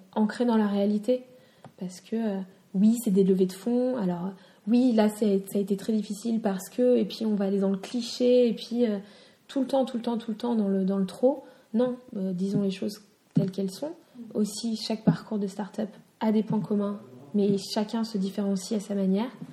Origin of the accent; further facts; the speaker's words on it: France; je suis citoyenne de France